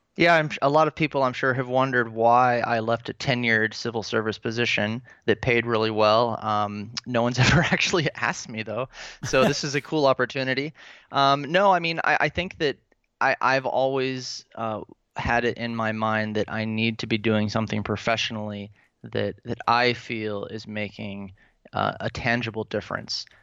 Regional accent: Pensacola, Florida, United States; moved away as an adult; also born or lived in Atlanta, Georgia / Tampa, Florida / Orlando, Florida / Virginia; now in Dresden, Germany; Georgia is where I was born, but I'm really from Florida. I mean, I spent the majority of my childhood there

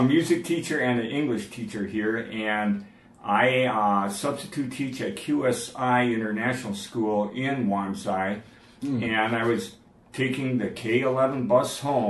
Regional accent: Milwaukee, Wisconsin, United States; moved away as an adult; also born or lived in Montana / North Dakota; now in Zhuhai, China; I actually born and raised in Milwaukee, Wisconsin. The last 10 years of my life, I taught in Montana and North Dakota

